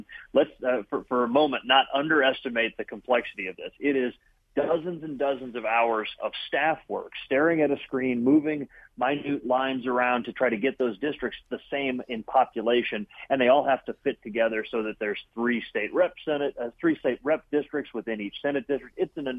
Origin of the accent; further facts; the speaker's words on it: Summit County, Ohio, United States; So I'm from Summit County.